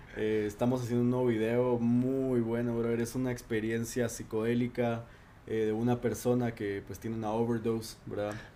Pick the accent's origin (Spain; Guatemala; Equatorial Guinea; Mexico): Guatemala; en mi país tenemos varias residencias